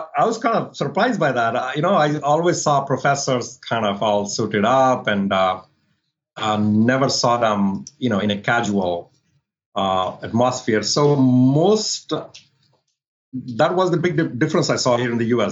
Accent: Delhi, India; moved away as an adult; also born or lived in New Orleans, United States; now in Northern Virginia, United States; I was in Delhi living with my parents, doing my master's.

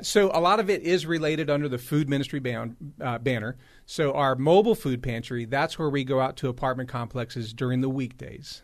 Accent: Los Angeles, California, United States; now in Raleigh, United States; I grew up in Los Angeles

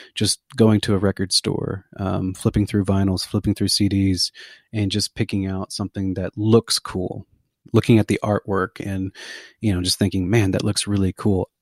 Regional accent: McAllen, Texas, United States; also born or lived in Denton, Texas / Dallas, Texas; now in Lago Vista, United States; I'm originally from McAllen, Texas. That's my that's where I was born. It's my home

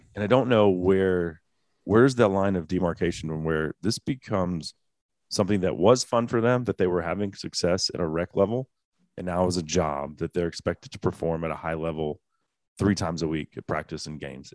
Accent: Dallas, Texas, United States; Growing up in the Dallas area, which is a soccer hotbed

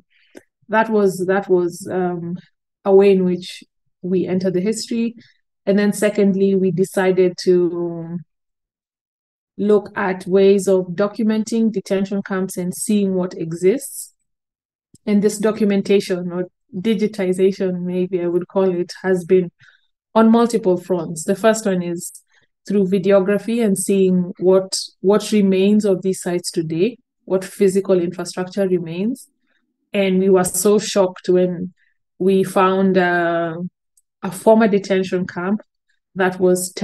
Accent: Kenya; as a Kenyan

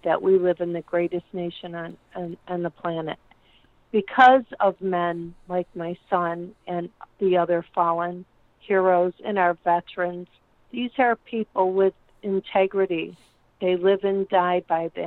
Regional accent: United States; I'm an American

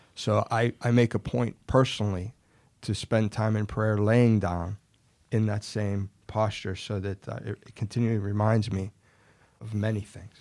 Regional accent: Ellwood City, Pennsylvania, United States; moved away as an adult; now in Florida, United States; Born originally in Elwood City, Pennsylvania, little town in Western P

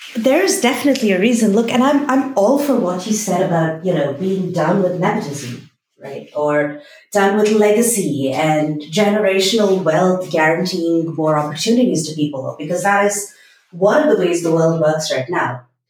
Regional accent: Bangalore, Karnataka, India; I am from Bangalore

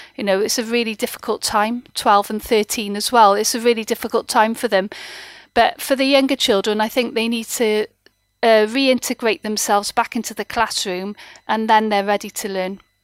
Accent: Wales, United Kingdom; I'm a Welsh speaker, an avid Welsh lady

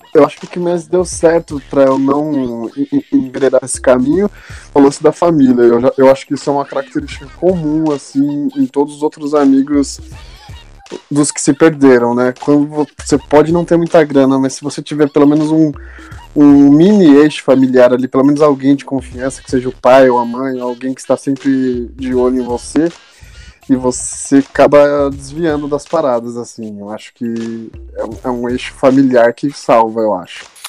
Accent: São Paulo, Brazil; eu sou da Zona Sul aqui

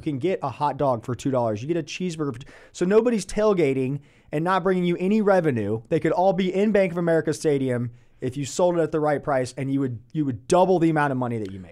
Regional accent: Atlanta, Georgia, United States; now in Charlotte, United States; I grew up in Atlanta

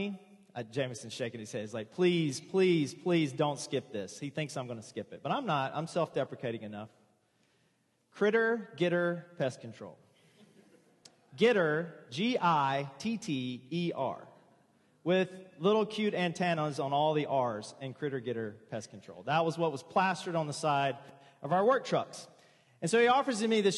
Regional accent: the South, United States; also born or lived in Pensacola, Florida; I was born and raised in the South

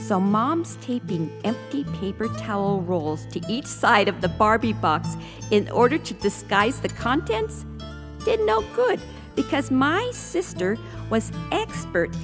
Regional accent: Taos, New Mexico, United States; also born or lived in Southern California, United States; I was born in Southern California. And as my older siblings approached their teen years, my parents decided they didn't want to raise us kids in a big city. So we relocated to my Hispanic mother's much smaller hometown of Taos, New Mexico

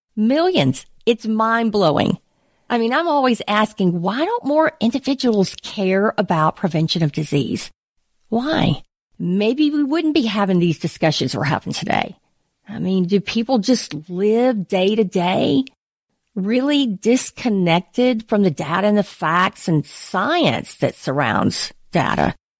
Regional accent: United States; as an American, as a believer

